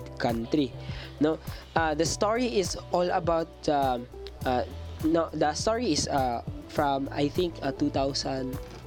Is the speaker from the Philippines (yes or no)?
yes; Mindanao, Philippines; as a Filipino, especially a Mindanaoan